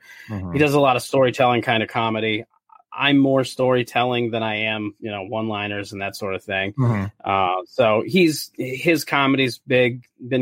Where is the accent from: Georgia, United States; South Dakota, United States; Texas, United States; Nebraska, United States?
South Dakota, United States; moved away as an adult; also born or lived in California; now in St. Paul, United States; originally, I'm from South Dakota. That's where I grew up